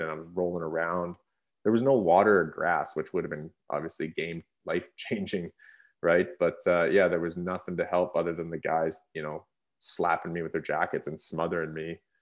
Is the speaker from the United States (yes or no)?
no; Revelstoke, British Columbia, Canada; I grew up in Revelstoke as a small town